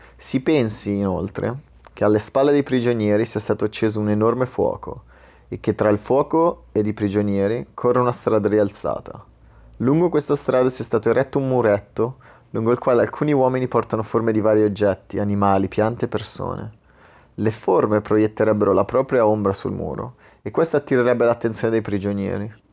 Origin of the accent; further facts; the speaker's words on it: Italy; il mio ruolo da italiano nel mondo